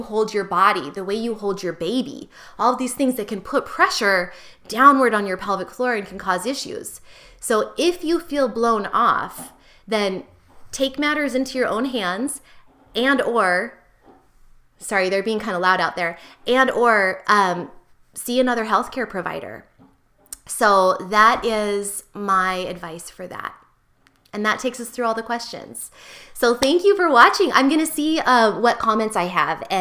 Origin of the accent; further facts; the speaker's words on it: United States; as an American